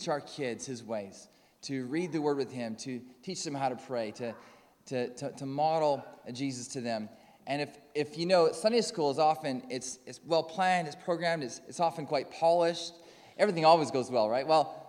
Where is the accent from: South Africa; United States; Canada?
Canada; accent: Canadian; moved away; As you can tell from my accent, I'm from Calder Crooks, but originally from Canada. There's still a bit of Canadian in there.